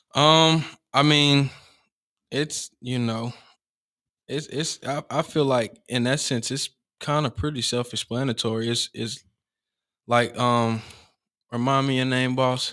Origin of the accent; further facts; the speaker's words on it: Cartersville, Georgia, United States; I uh grew up on Arbor Street. Right. You know, um, and obviously, like you said, I'm from Cartersville